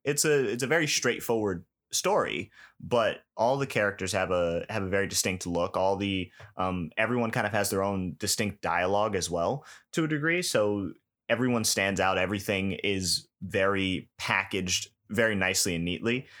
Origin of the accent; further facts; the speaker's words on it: New York, United States; I grew up in New York